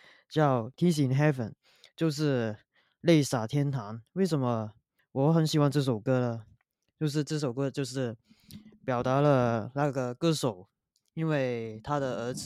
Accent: Hong Kong; now in Sydney, Australia; 我来自香港。

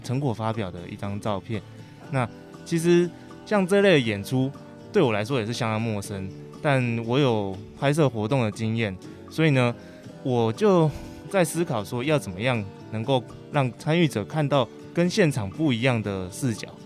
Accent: Puzi, Chiayi County, Taiwan; moved away as an adult; 朴子，我好，我的家乡

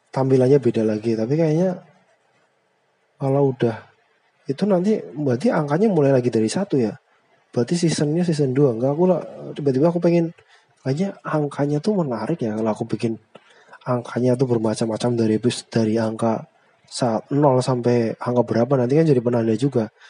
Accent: Brebes, Central Java, Indonesia; accent: Ngapak (northern); logatnya mirip-mirip aku aku kan dari Brebes dia dari Banyumas sama-sama ngapak cuma bedanya aku ngapak utara dia ngapak selatan

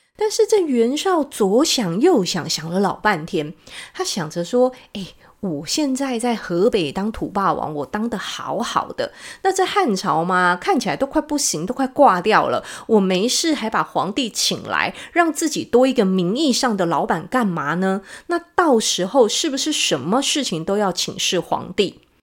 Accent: Taiwan; 我们台湾话

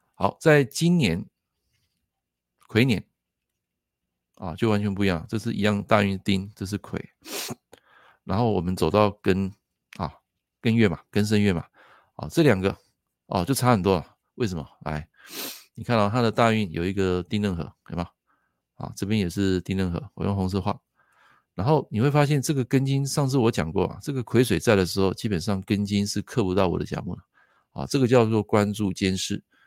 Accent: Taiwan; 我们台湾这边

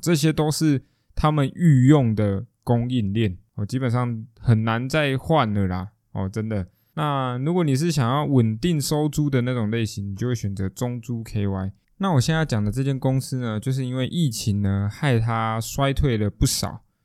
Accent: Taiwan; 我们台湾人不会那么地讲究生活，享受生活这件事情

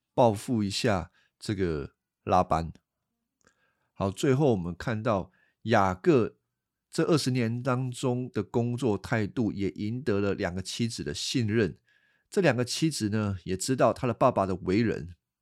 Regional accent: Taiwan; accent: Taiwanese Mandarin; 我老婆说我有台湾国语，啊，我也改不回来了

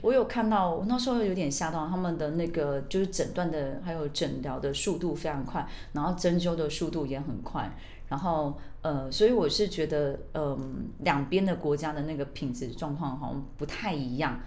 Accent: Australia; moved away as an adult; now in Taiwan; 我们是这样在澳洲长大的

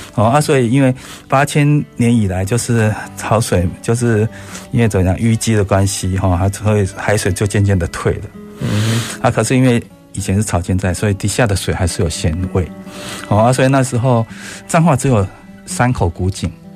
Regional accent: Taiwan; 其实妈祖好像是我们台湾人的母亲

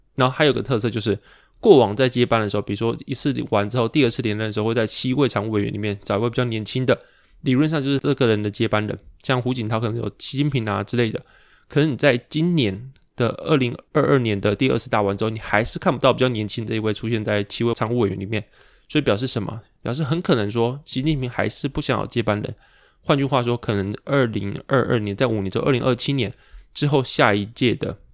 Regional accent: Pingtung, Pingtung County, Taiwan; 我可能是屏东长大，屏东出生，但是我完全不会讲台语

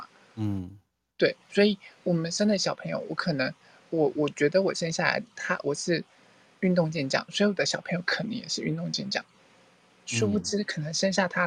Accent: Thailand; Chinese is a second language; 好，其实我是泰国人，

